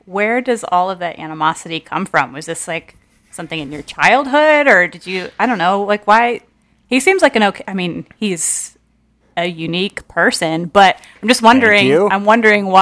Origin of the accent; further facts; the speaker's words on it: Ohio, United States; I'm from Ohio, as previously mentioned. I live very near the Rock and Roll Hall of Fame